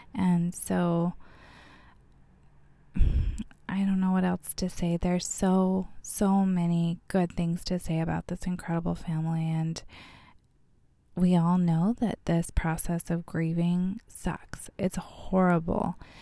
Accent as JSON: {"language": "English", "town": "Bullhead City", "region": "Arizona", "country": "United States", "tie": "born or raised there", "said": "I was born and raised here in Bullhead City"}